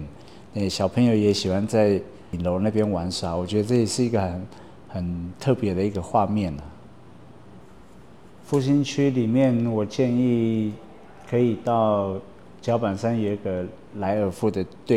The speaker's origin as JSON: {"language": "Chinese", "town": "Lalashan", "region": "Taoyuan", "country": "Taiwan", "tie": "born or raised there", "also_born_or_lived": "Sanguang", "said": "我我是上巴林部落出生在拉拉山，对，那我第二个小的故乡是在三光地区，也就是野亨。"}